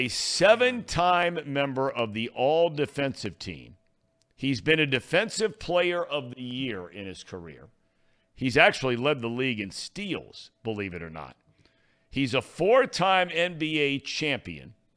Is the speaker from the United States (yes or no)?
yes; Cincinnati, Ohio, United States; one of my best friends growing up in Cincinnati, lived a few blocks away